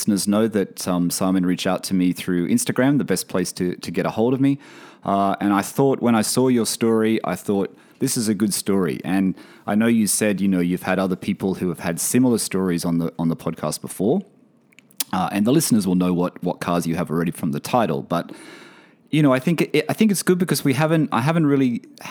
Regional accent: Sydney, New South Wales, Australia; now in Bahrain; I do live in Bahrain at the moment, but I'm from Sydney, Australia.

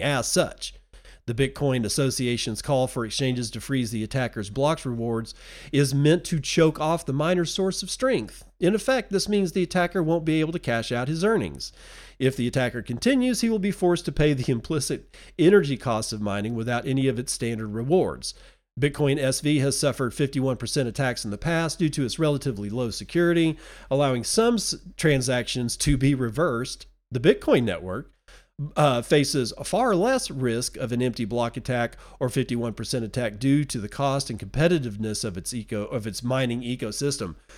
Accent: United States; I'm an American citizen. I live in the United States

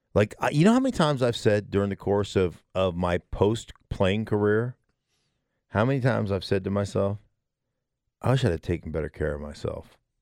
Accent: Alaska, United States; now in Denver, United States; I grew up in Alaska

